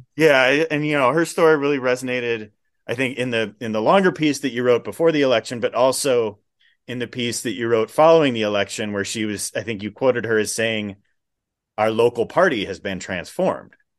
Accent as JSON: {"language": "English", "area": "Waukesha County", "region": "Wisconsin", "country": "United States", "tie": "born or raised there", "said": "I grew up in Waukesha County"}